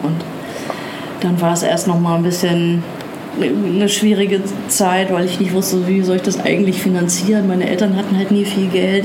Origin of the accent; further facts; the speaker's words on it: Nuremberg, Bavaria, Germany; ich bin in Nürnberg aufgewachsen